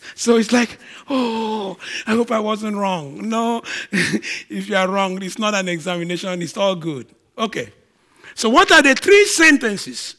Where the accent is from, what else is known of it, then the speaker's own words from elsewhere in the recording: Nigeria; now in Canada; I'm a Nigerian